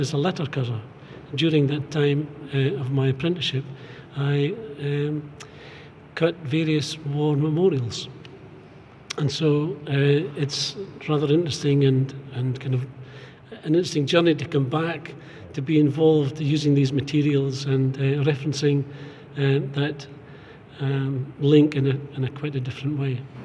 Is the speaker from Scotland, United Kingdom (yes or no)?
yes; Fraserburgh, Scotland, United Kingdom; I was born in Fraserburgh, a little bit further north. And when I left school, I was an apprentice in a granite yard